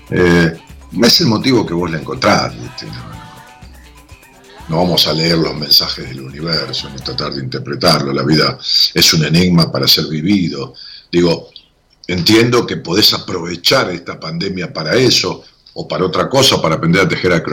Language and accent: Spanish; Buenos Aires, Argentina; ¿De dónde sos? De Belgrano, capital. Ah, de Belgrano. Eh, ¿Y cuántos años tenés? 40.